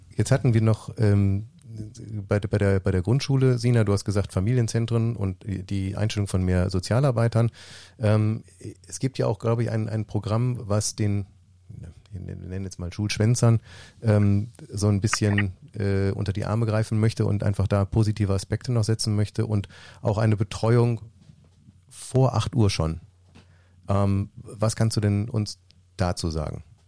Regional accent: Mönchengladbach, North Rhine-Westphalia, Germany; bei uns in Mönchengladbach

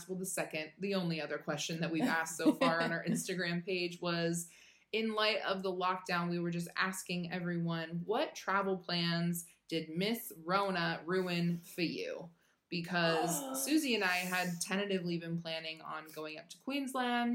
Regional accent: Washington, United States; moved away

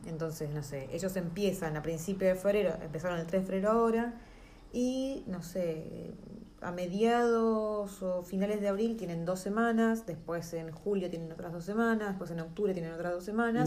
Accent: Argentina; moved away as an adult; now in New Zealand; nosotros como argentinos

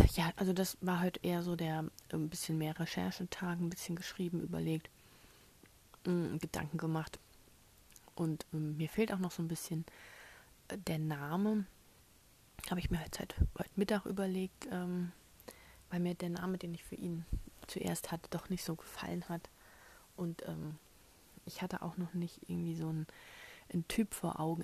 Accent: Germany; als Deutsche

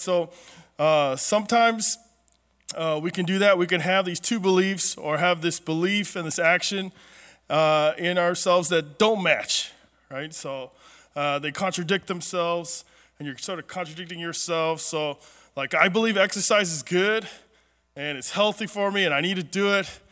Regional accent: Southern California, United States; I grew up in Southern California where ever since we were little, there was always a drought

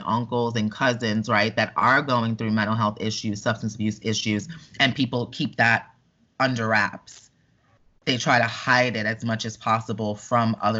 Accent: New York, United States; moved away as an adult; now in Orlando, United States; I grew up in New York

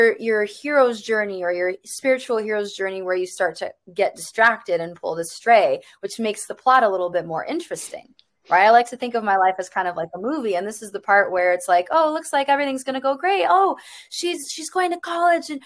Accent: Chicago, Illinois, United States; I grew up in the suburbs of Chicago

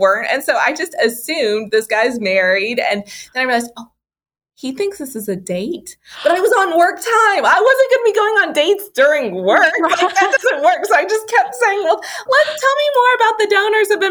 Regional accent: Lexington, Kentucky, United States; I'm from Kentucky. I'm from Lexington. So I grew up with Wilmore and Asbury right down the road

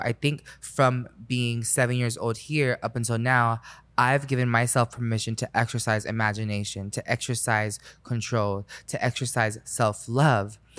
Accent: Orlando, Florida, United States; when I grew up in Orlando, I grew up on five acres

